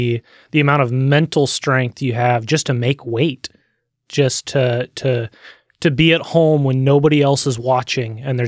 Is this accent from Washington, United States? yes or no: yes; Olympia, Washington, United States; born there; So I was born in Olympia, Washington in June 12th, 1999, and to a loving mom and a hardest working dad that I've ever met.